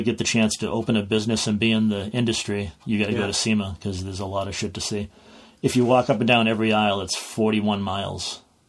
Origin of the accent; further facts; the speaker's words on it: Plaistow, New Hampshire, United States; And I tell her I'm from Plasto.